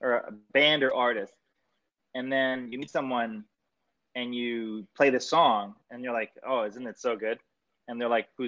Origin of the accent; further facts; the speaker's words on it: Canada; I'm Canadian and Italian